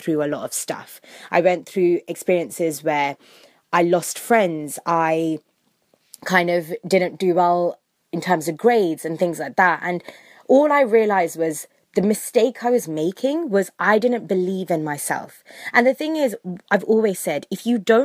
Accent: London, United Kingdom; I was born and brought up in London, England

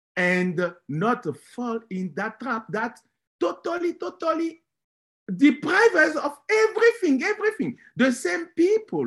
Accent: Benin; moved away; I am from Benin

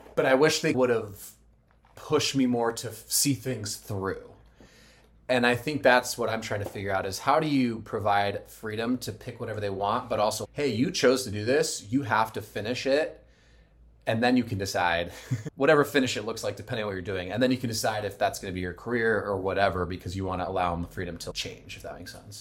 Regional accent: Arizona, United States; moved away; I'm from Arizona

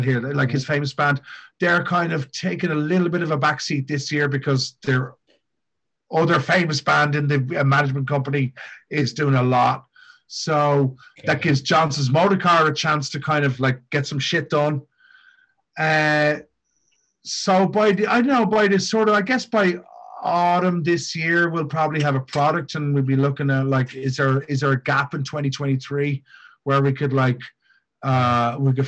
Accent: Dublin, Leinster, Ireland; now in Japan; when I grew up in Ireland

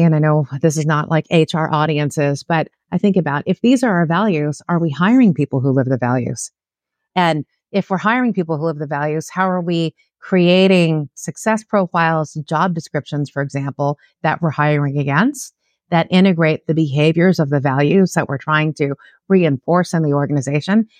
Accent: Los Angeles, California, United States; born and raised in Southern California. I'm a Los Angeles native, like an LA gal.

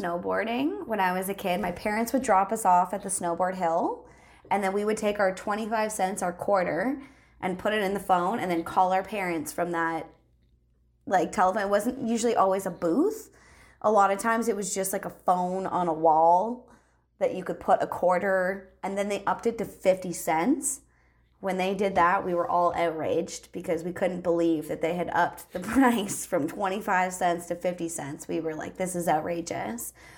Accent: Canada; as a Canadian

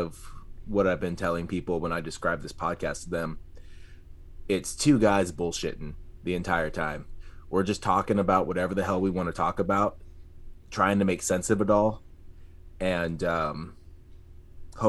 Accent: San Antonio, Texas, United States; I'm from San Antonio

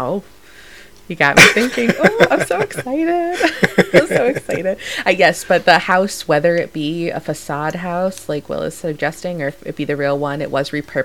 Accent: Connecticut, United States; I'm from Connecticut, so not too far away.

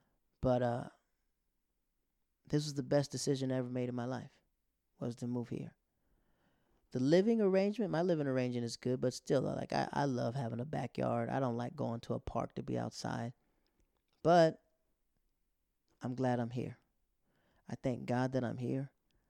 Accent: Netherlands; moved away; also born or lived in Japan; growing up in the Netherlands and growing up in Japan

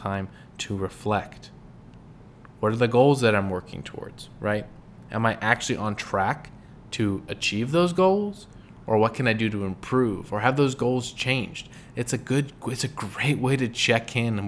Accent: California, United States; moved away; also born or lived in Midwest; I grew up in California

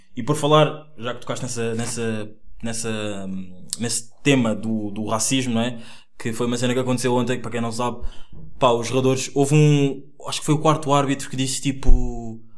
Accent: Angola; now in Portugal; eu nasci em Angola, tenho 21 anos, estudo jornalismo na lusófona

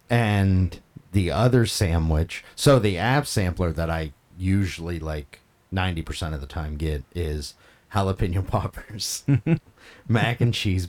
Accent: Scotland, United Kingdom; Maybe it is, but I'm Scottish, so...

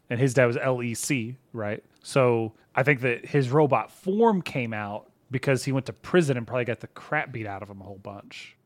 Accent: Texas, United States; We're just from Texas

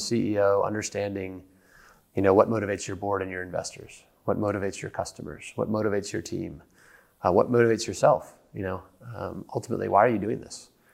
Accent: United States; accent: American; moved away as an adult; now in London, United Kingdom; as you can tell by my funny accent, I'm an American

